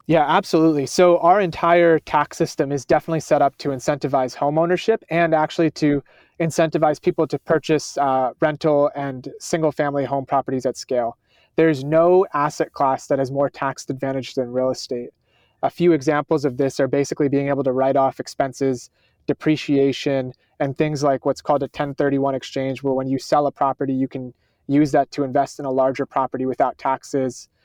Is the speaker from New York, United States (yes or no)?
yes; Schenectady, New York, United States; I grew up in Schenectady, New York